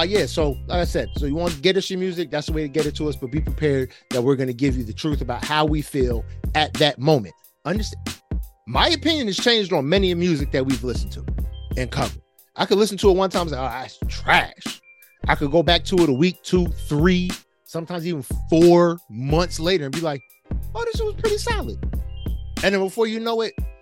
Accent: New Jersey, United States; I'm from Jersey, son. Y'all ain't gonna slam me with no worse distance than I did going through public school in Jersey

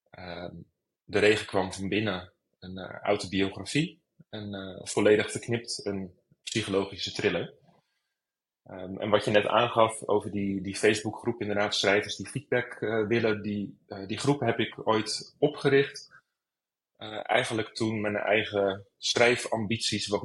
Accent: Rotterdam, South Holland, Netherlands; moved away as an adult; now in Amsterdam, Netherlands; geboren in Rotterdam.

